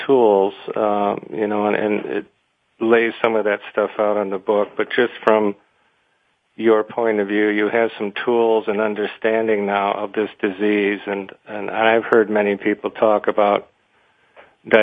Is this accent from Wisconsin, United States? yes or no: yes; Wisconsin, United States; I'm from Wisconsin also